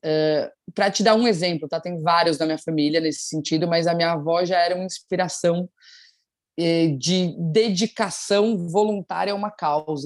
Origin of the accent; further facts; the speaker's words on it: São Paulo, Brazil; moved away as an adult; now in Rio de Janeiro, Brazil; Eu sou de São Paulo, eu moro no Rio há oito anos, mas sou de São Paulo.